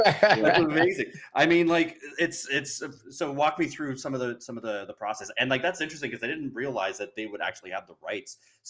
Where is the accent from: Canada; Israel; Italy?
Canada; Like, man, I'm Canadian.